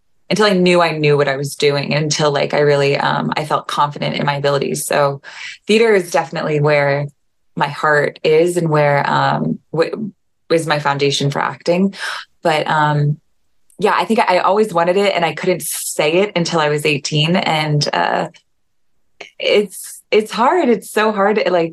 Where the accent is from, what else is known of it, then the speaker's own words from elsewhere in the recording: Virginia, United States; also born or lived in Atlanta, Georgia; So I was born in Georgia, Atlanta, Georgia, and raised mostly in the Virginia, DC area.